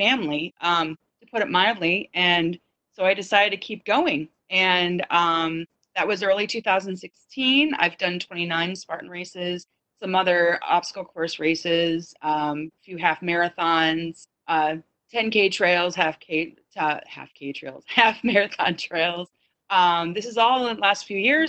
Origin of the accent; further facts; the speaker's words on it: Michigan, United States; now in California, United States; I grew up in Michigan, the Midwest